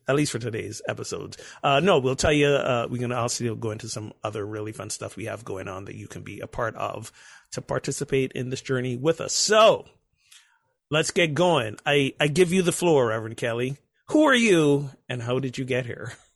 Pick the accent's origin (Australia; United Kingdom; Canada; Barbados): Barbados; moved away as an adult; was born and grew up in Barbados, a tiny Caribbean island, for nineteen, twenty years